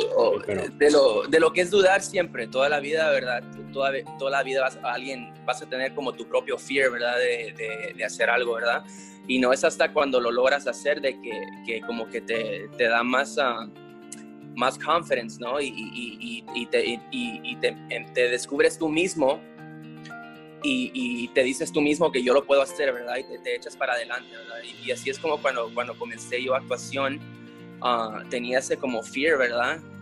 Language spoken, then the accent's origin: Spanish; Los Angeles, California, United States; yo nací en Los Ángeles, soy la primera generación aquí, mis padres llegaron aquí de Guatemala